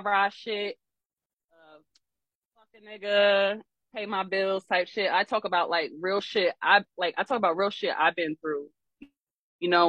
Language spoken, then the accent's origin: English; Columbus, Ohio, United States; now in Norfolk, United States; I'm originally from Columbus, Ohio